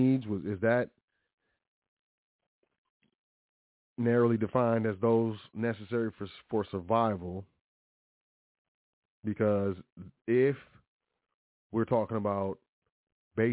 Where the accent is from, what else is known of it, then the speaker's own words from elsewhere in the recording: United States; I was born in the United States of America